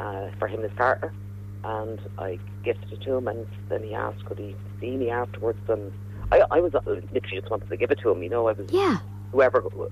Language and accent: English; Ireland; us as Irish people